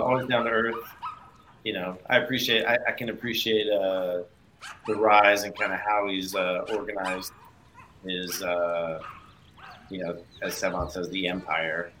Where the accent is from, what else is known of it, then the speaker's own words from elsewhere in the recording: Michigan, United States; moved away; I grew up in Michigan originally